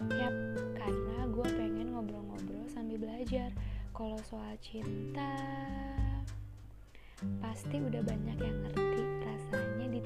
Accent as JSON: {"language": "Indonesian", "region": "Jakarta", "country": "Indonesia", "tie": "born or raised there", "said": "Gue sama adik gue lahir di kota Jakarta. Karena dari lahir gue tinggal di sini dan menetap di sini, jadi gue udah terbiasa dengan kebudayaan dan bahasa Betawi."}